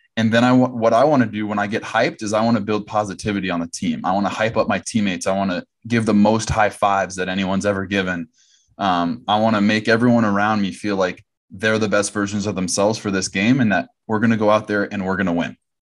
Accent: Southern California, United States; I'm from Southern California

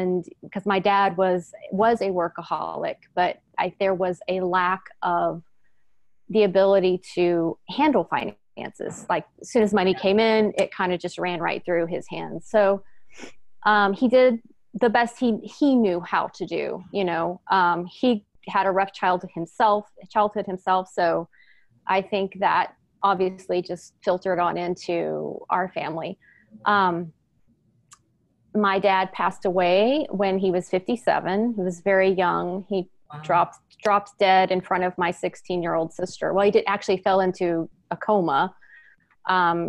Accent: Houston, Texas, United States; also born or lived in Northern California; now in East Bay, California, United States; I was born and raised in Houston, Texas

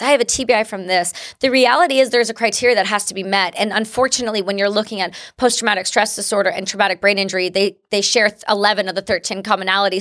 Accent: Canada; first language English; I'm an English-speaking Canadian. my first language is English.

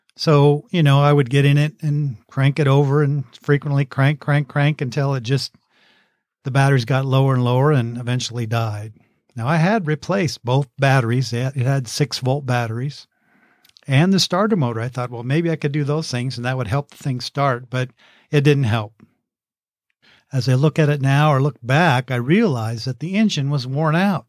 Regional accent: Oak View, California, United States; in my hometown of Oakview, California.

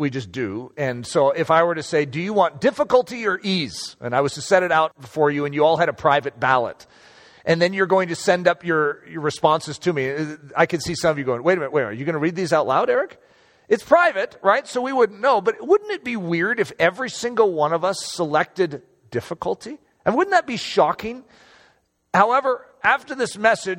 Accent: United States; I am an American, and I love being an American

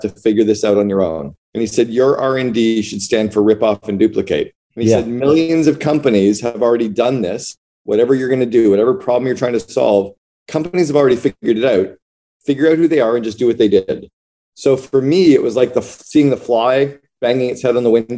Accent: Northern Ontario, Canada; moved away; also born or lived in Seattle / Vancouver / Barbados; I grew up in Northern Ontario in Canada, in a city of about 80,000 people

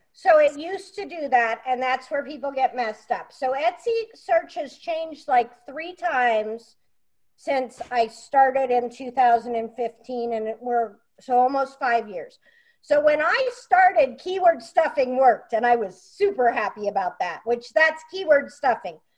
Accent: Pennsylvania, United States; moved away; I came from Pennsylvania

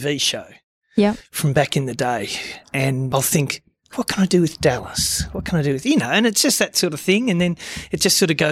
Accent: Deniliquin, New South Wales, Australia; I was from Deniliquin.

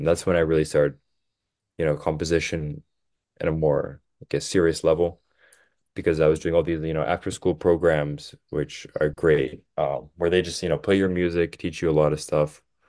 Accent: outside Philadelphia, Pennsylvania, United States; also born or lived in Boston, Massachusetts; So I was born in Boston, and I lived in Boston for about 5 years, and then I moved to Pennsylvania. I lived like outside Philly

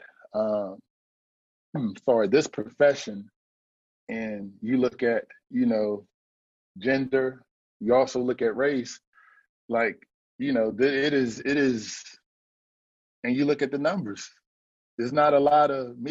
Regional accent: Fayetteville, North Carolina, United States; We're both from Fayetteville, North Carolina.

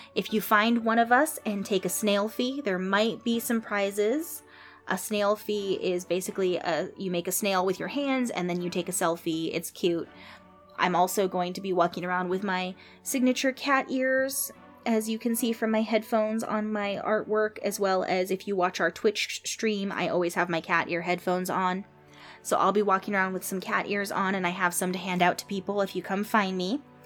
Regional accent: San Jose, California, United States; San Jose, California, my hometown

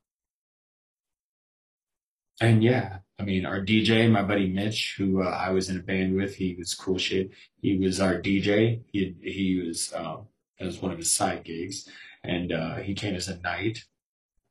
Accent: Colorado, United States; I'm from Colorado

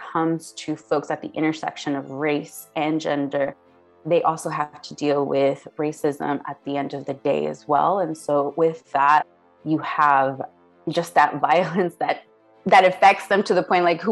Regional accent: Houston, Texas, United States; I was born and raised in Houston, Texas.

